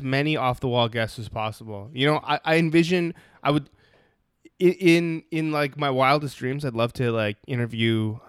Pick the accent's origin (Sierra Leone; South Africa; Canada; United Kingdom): Canada; I feel like it's a different world being Canadian, yes, you know?